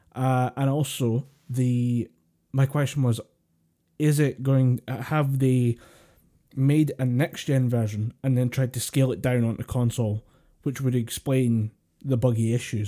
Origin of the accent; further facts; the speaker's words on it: Scotland, United Kingdom; We're, we're, we're Scottish.